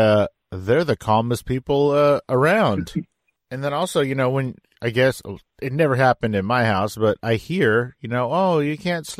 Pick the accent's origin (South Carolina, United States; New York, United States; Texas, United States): Texas, United States; San Antonio; I'm from San Antonio